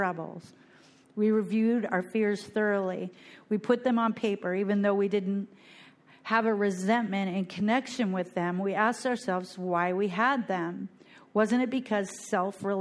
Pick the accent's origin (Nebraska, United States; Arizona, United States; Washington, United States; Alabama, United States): Washington, United States; Bellingham; moved away as an adult; now in Fort Lauderdale, United States; I am from Bellingham, Washington